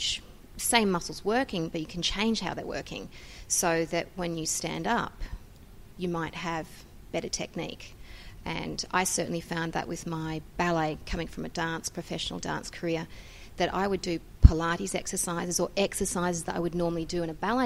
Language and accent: English; Sydney, New South Wales, Australia; I come from Sydney, Australia.